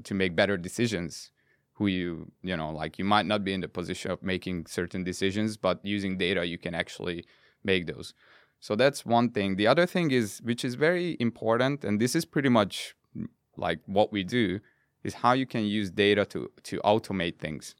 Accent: Budapest, Hungary; moved away; I'm from Budapest, born and raised.

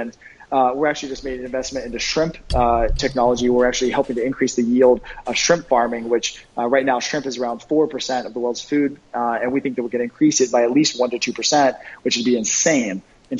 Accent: East Coast, United States; I mean, I grew up in the East Coast, very blue collar.

